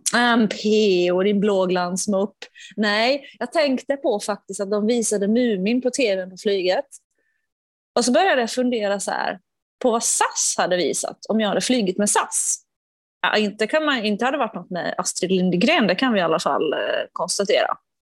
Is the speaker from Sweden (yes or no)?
no; Finland